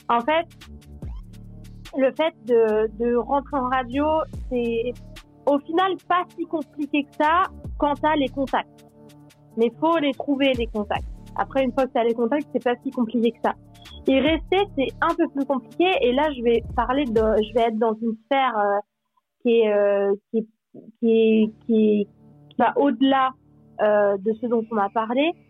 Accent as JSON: {"language": "French", "region": "Normandy", "country": "France", "also_born_or_lived": "Switzerland", "moved": "yes"}